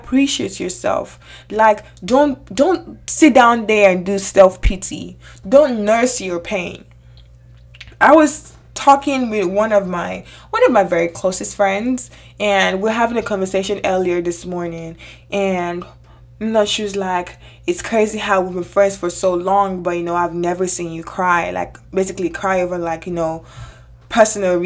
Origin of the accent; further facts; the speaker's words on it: Nigeria; moved away; I grew up in Nigeria for the most part of my childhood age.